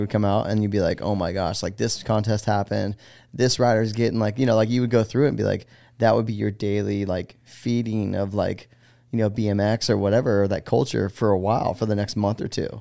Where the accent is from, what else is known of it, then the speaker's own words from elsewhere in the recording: Los Gatos, California, United States; moved away as an adult; now in Greenville, United States; from California, a town called Los Gatos